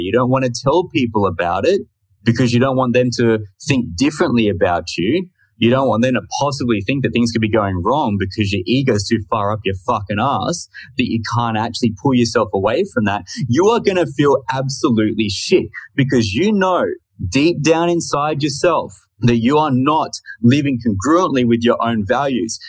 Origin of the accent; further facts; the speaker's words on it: Australia; I'm just from Australia. So I thought I'd put that in in case you're unaware and couldn't tell by the accent